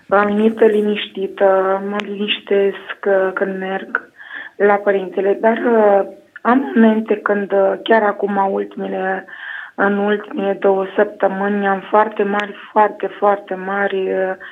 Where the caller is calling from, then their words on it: Pașcani, Iași County, Romania; Uh, sunt din Pașcani.